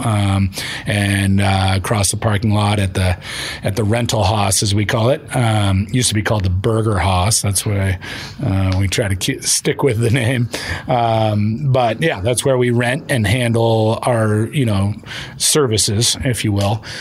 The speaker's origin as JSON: {"language": "English", "town": "Park City", "region": "Utah", "country": "United States", "tie": "born or raised there", "also_born_or_lived": "Bend, Oregon / Jackson, Wyoming", "moved": "yes", "said": "I grew up in Park City"}